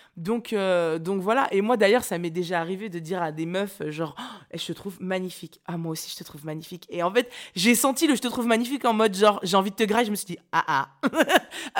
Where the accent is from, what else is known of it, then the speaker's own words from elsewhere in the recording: Nantes, Pays de la Loire, France; moved away; je viens de Nantes